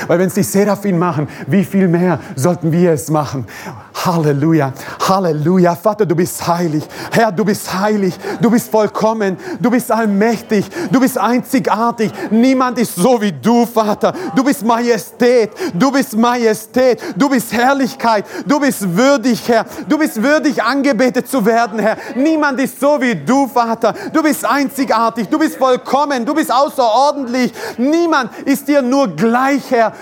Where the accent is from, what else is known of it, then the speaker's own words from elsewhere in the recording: Croatia; moved away; Ich komme aus Kroatien. Ähm, bin Kroate, bin stolzer Kroate